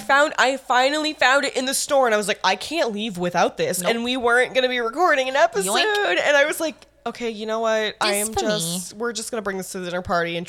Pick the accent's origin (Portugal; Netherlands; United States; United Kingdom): United States; New York; we're from New York